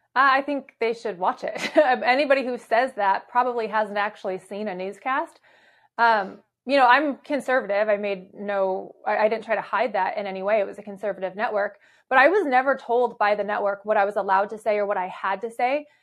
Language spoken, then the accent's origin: English; Arizona, United States; also born or lived in Michigan; I was actually born in Michigan, but I was raised in Arizona